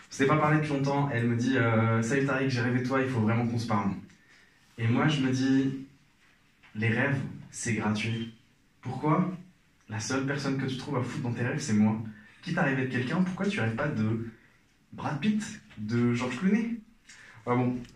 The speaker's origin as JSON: {"language": "French", "country": "Algeria", "lives_now": "Paris, France", "said": "Alors, euh, moi je suis algérien, je suis à Paris depuis pas longtemps. Et enfin, depuis quelques années."}